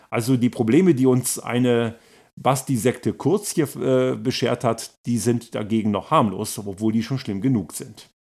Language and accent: German; Germany; moved away as an adult; now in Austria; Ich bin ja auch aus Deutschland hierher gekommen. Ich bin selbstständig.